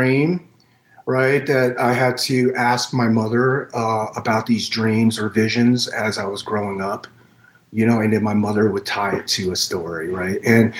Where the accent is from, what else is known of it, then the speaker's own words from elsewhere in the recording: Saigon, Ho Chi Minh City, Vietnam; born there; I was born on the losing side of the Vietnam War. I was born in Saigon, at the basement floor of the Saigon hospital.